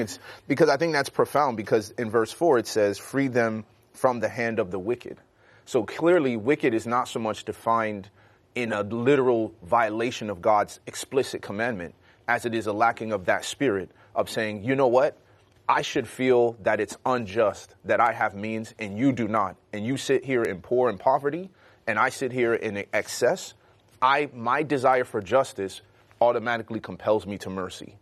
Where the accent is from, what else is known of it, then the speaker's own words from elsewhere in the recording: Chicago, Illinois, United States; growing up in Chicago